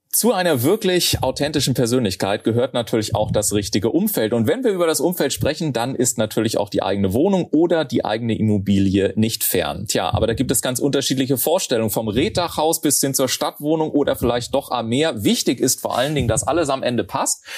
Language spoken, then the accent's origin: German; Garmisch-Partenkirchen, Bavaria, Germany; moved away; also born or lived in Munich; ich komme ja aus Garmisch-Partenkirchen